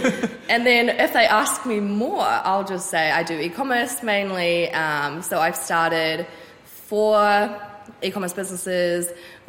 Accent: Auckland, New Zealand; So I was born in Auckland, so I'm 25 now, and I grew up on the North Shore.

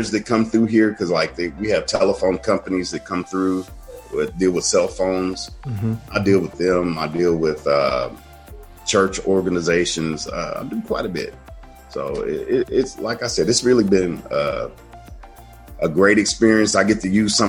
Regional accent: Chicago, Illinois, United States; I grew up in Chicago

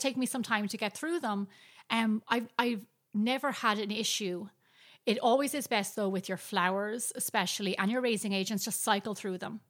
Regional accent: Ireland; now in United States; growing up in Ireland

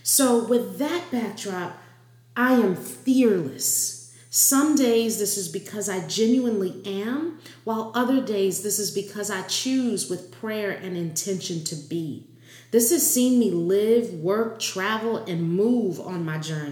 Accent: New Orleans, Louisiana, United States; moved away; also born or lived in New York City; growing up in Louisiana with the Southern heritage

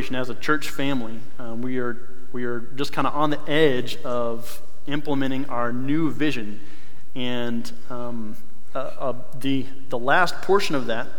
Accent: North Carolina, United States; moved away; I grew up in North Carolina

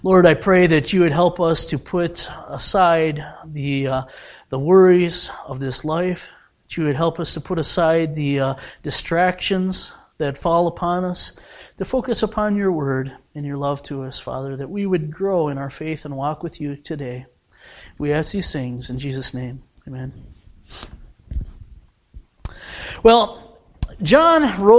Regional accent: United States; I am an American

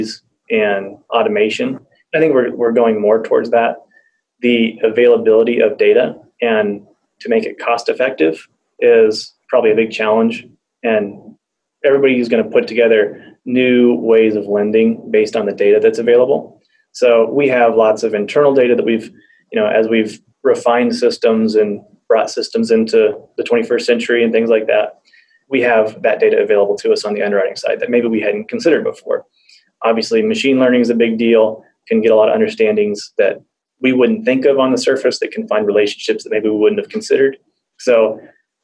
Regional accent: Wichita, Kansas, United States; also born or lived in Bartlesville; We're from Wichita.

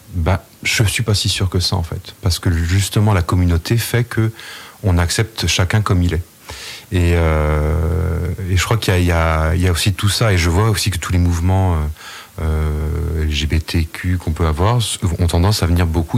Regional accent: Saint-Martin-sur-Oust, Brittany, France; je suis de Saint-Martin-sur-Oust

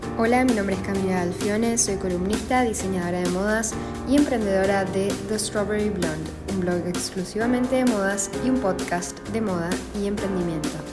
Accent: Argentina; moved away; yo soy de Argentina, nací, nací en Argentina

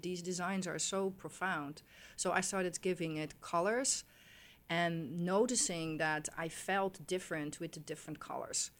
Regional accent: Netherlands; moved away; I grew up in Holland

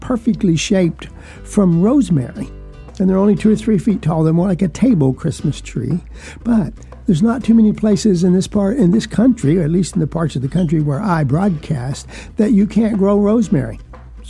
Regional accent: South Georgia, United States; moved away; also born or lived in Texas / Southern Virginia; Where I was raised in South Georgia as a young man

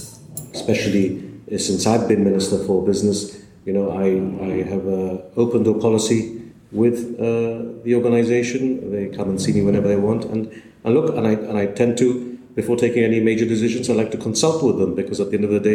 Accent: Gibraltar; I've been in Gibraltar all my life.

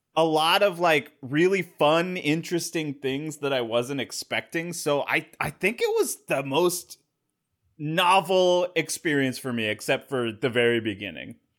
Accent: Valencia, California, United States; They blew up Valencia, California

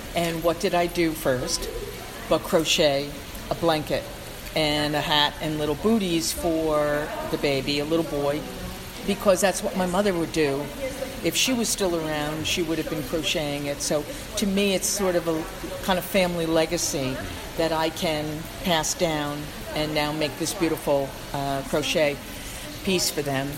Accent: White Plains, New York, United States; also born or lived in New Rochelle, New York; I'm really a native Westchester person. I was born in White Plains, I lived in New Rochelle, and now I've been in Rye for about uh, 15 years.

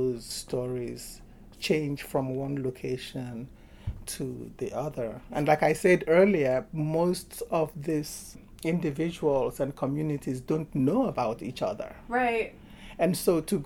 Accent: Nigeria; now in United States; I'm from Nigeria, but I entered Nigeria twice

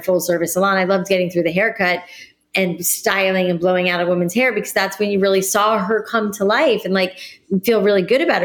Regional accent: South Florida, United States; moved away; also born or lived in New York City; I grew up in South Florida

